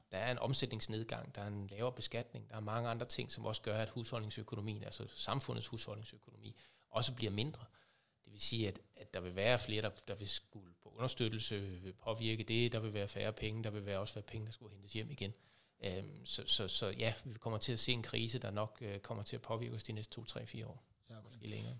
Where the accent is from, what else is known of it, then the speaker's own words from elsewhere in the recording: Aabenraa, Southern Denmark, Denmark; kommer, ligesom dig Henrik, fra Åben Rå